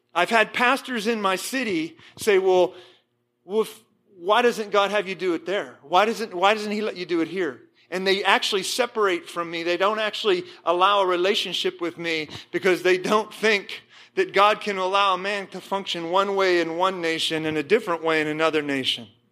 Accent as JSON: {"language": "English", "town": "Johnstown", "region": "Pennsylvania", "country": "United States", "tie": "born or raised there", "said": "I was born in Johnstown, Pennsylvania"}